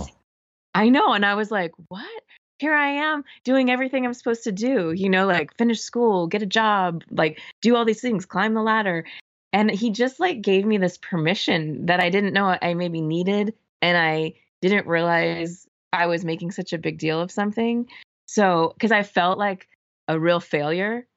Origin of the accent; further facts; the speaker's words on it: Orange County, Southern California, United States; moved away as an adult; also born or lived in San Francisco; I grew up in Southern California